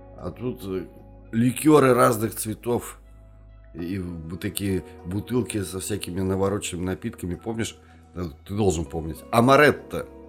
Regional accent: Kazan, Tatarstan, Russia; also born or lived in Yelabuga; мы не москвичи, мы казанцы

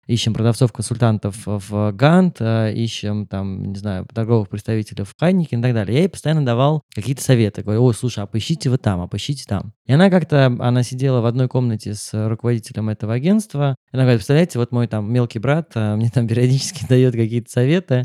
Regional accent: Moscow, Russia; moved away as an adult; я родился в Москве

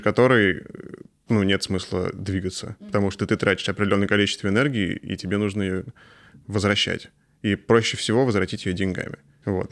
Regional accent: Astrakhan, Astrakhan Oblast, Russia; я сам из Астрахани

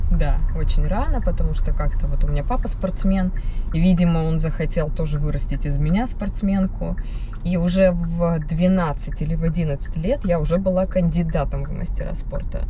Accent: Chelyabinsk, Chelyabinsk Oblast, Russia; moved away as an adult; now in Moscow, Russia; на моей родине, в Челябинске

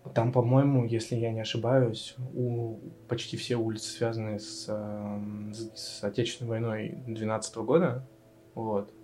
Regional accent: Vladivostok, Primorsky Krai, Russia; moved away as an adult; also born or lived in Naberezhnye Chelny; now in Riga, Latvia; я считаю, что я из Владивостока, хоть я там не родился

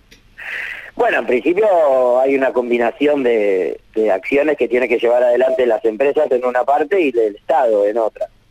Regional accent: Tres Lomas, Buenos Aires Province, Argentina; Mi pueblo, Tres Lomas, tiene 10.000 habitantes

